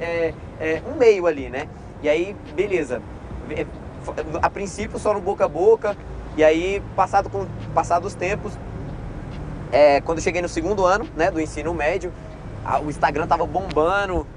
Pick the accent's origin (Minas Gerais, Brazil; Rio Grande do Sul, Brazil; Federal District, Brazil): Federal District, Brazil; Ceilândia; also born or lived in Planaltina; sempre cresci ali no, na Ceilândia